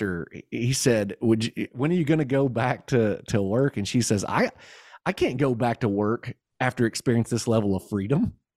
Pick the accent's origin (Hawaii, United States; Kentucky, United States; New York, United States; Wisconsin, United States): Kentucky, United States; I'm from Kentucky